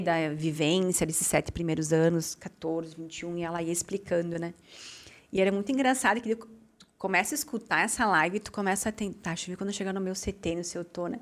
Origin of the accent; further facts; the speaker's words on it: Amaral, Brazil; moved away as an adult; now in Farroupilha, Brazil; saí da minha cidade natal, que é Amaral, vim para Farroupilha